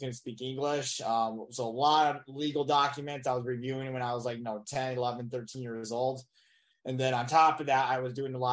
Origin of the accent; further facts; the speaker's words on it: Michigan, United States; moved away as an adult; I'm originally from Michigan